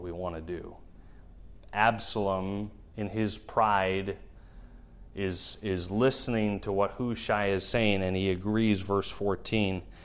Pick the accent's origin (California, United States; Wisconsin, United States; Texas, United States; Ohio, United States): Wisconsin, United States; Milwaukee; now in Shawano, United States; my hometown of Milwaukee